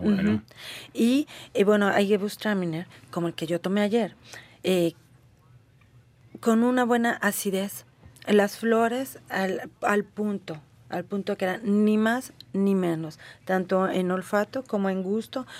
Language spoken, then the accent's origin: Spanish; Guanajuato, Mexico; de Guanajuato, de mi estado de donde yo vengo